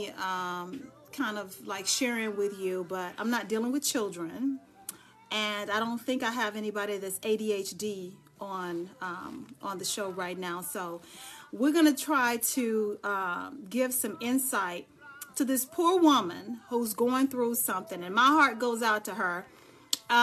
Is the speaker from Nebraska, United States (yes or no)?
no; Dallas, Texas, United States; now in Charlotte, United States; I am from Dallas, Texas, but I'm currently living in the Queen City, Charlotte, North Carolina.